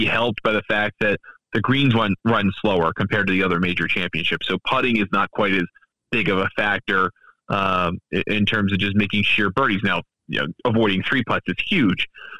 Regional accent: United States; as an American

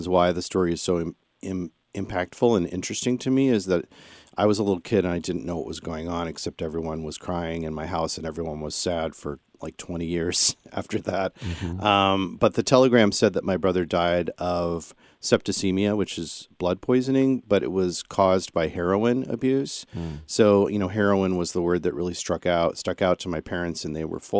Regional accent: central Illinois, United States; I come from the Midwest, central Illinois, sort of a mixed Catholic Protestant family

